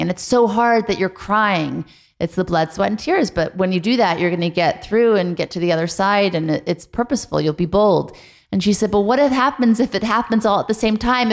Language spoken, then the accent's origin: English; Beverly Hills, California, United States; also born or lived in New Orleans; I moved from New Orleans to Beverly Hills in the third grade